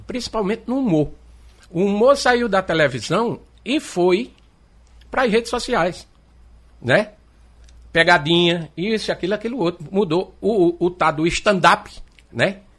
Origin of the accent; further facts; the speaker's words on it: Recife, Pernambuco, Brazil; also born or lived in Paraíba; now in João Pessoa, Brazil; E eu morei na Paraíba, quando deu quatro anos de idade, eu vim embora para o Recife. Eu peguei aquelas três cheias, nós sofremos muito aqui no Recife